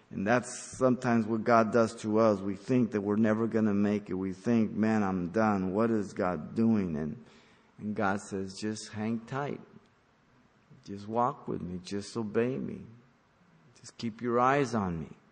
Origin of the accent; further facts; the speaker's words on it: San Gabriel Valley, California, United States; when I grew up in the San Gabriel Valley